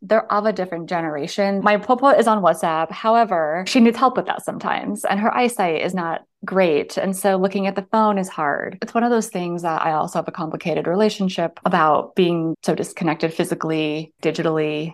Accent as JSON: {"language": "English", "town": "Seattle", "region": "Washington", "country": "United States", "tie": "born or raised there", "said": "I grew up in Seattle"}